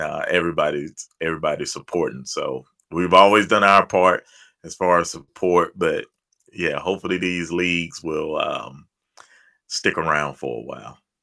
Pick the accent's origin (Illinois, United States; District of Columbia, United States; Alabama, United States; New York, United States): Alabama, United States; Birmingham; also born or lived in Opelika, Alabama; I've been in Birmingham since fourth, maybe fifth grade. So it's Birmingham is all I know.